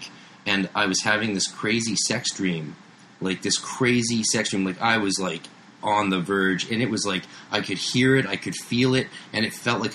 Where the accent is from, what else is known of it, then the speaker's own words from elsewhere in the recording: Canada; I'm Canadian.